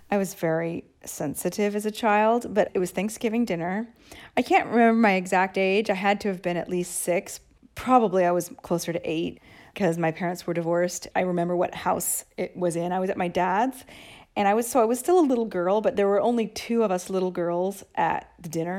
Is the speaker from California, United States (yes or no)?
no; Seattle, Washington, United States; moved away as an adult; now in Rome, Italy; I'm from Seattle. Uh, Katie and I met on the school bus in the sixth grade